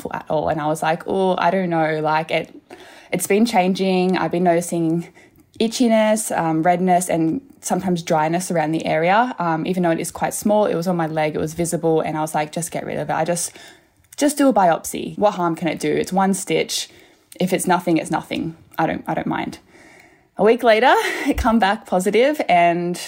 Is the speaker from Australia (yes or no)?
yes; Australia; I'm an Aussie